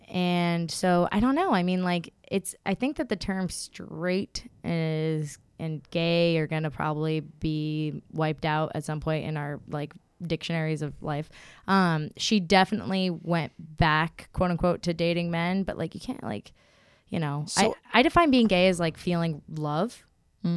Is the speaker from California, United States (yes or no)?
yes; 20 minutes south of San Francisco, Bay Area, California, United States; I am from 20 minutes south of San Francisco. I just grew up in a homophobic household. It's Bay Area